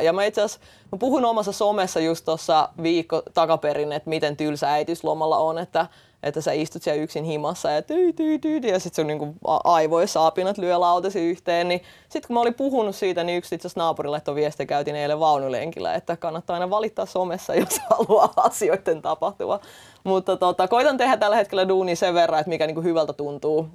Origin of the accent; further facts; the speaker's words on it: Estonia; now in Finland; Mä itse olen tota kotoisin Virosta ja kasvanut venäläisessä kulttuurissa niin kuin lapsuudessa